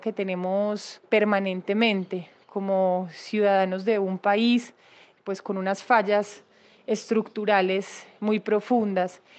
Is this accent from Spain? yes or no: no; Colombia; como colombianos